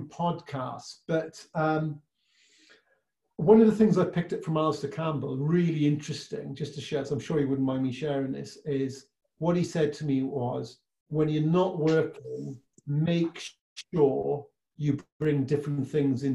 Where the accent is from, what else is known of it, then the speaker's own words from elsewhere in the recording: Welsh, Wales, United Kingdom; being Welsh